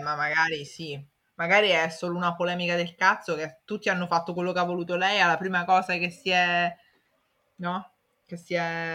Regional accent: Italy; so italiano, cioè i piatti li conosco

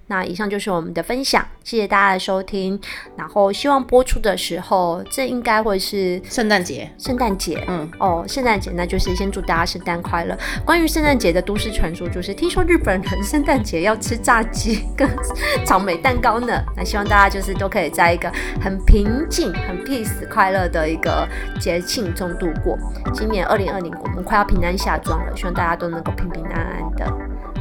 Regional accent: Kaohsiung, Taiwan; moved away as an adult; now in Taipei, Taiwan; 我从高雄嫁到台北

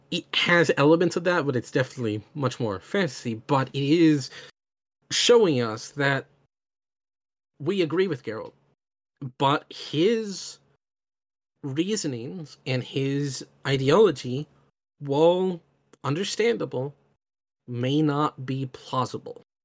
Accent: United States; I come from America, which is a very deeply divided country

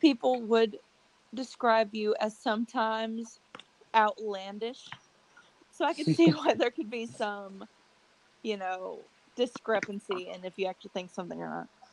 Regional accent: Berea, United States; born or raised there

